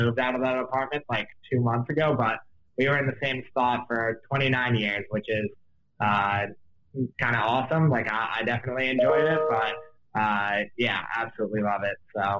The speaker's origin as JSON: {"language": "English", "town": "New York City", "region": "New York", "country": "United States", "tie": "born or raised there", "said": "born and raised in New York"}